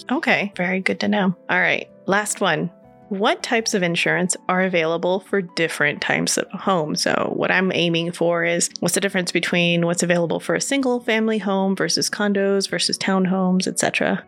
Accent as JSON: {"language": "English", "region": "California", "country": "United States", "moved": "yes", "lives_now": "Colorado Springs, United States", "said": "I'm from California"}